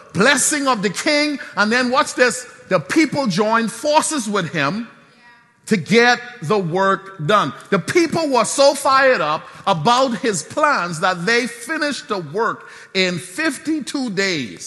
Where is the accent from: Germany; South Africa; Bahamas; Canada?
Bahamas; Nassau; I'm from Soldier Road